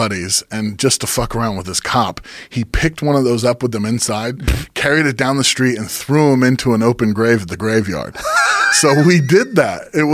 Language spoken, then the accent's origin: English; Santa Cruz, California, United States; I'm from Santa Cruz. So, like, you hear the way I'm talking right now. This is how I talk.